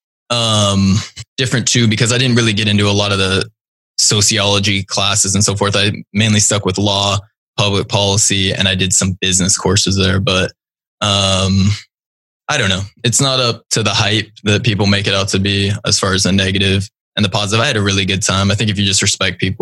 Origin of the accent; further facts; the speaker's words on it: Kirkland, Washington, United States; also born or lived in Naples, Italy; move back to Kirkland, which is my hometown and where our company's based